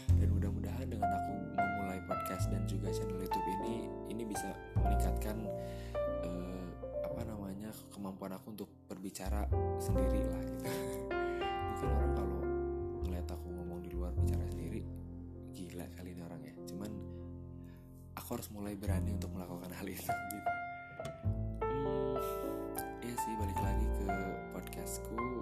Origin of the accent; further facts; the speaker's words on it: Purwakarta, West Java, Indonesia; moved away as an adult; now in Jakarta, Indonesia; aku lahir di Purwakarta, aku besar di sana